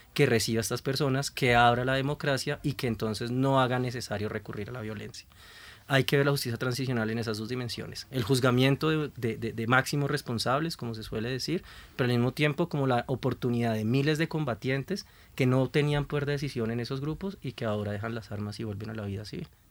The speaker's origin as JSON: {"language": "Spanish", "country": "Colombia", "said": "Como colombianos"}